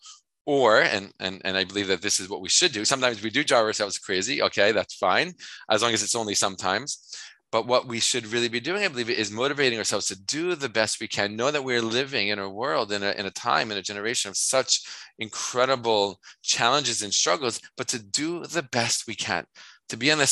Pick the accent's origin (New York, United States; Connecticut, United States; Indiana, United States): New York, United States; I'm from New York